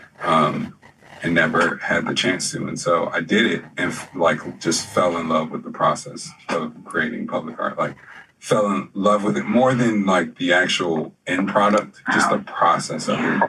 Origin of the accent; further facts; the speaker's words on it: Philadelphia, Pennsylvania, United States; moved away as an adult; also born or lived in Hampton, Virginia / New York / New Jersey; now in Richmond, United States; I was born and raised in Philadelphia, but, you know, my mother's side of the family was here, so I've always been back and forth. I moved here in 2007, and been here since